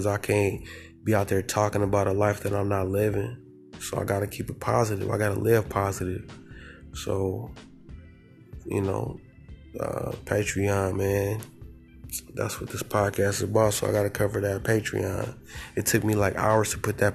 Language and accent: English; Southern California, United States; I'm from the Golden State, I'm from Southern California